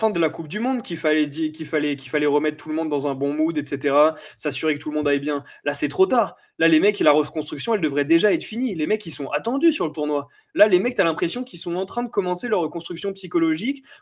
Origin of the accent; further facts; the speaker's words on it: France; Et vu qu'on est français, euh, nous le mental c'est compliqué.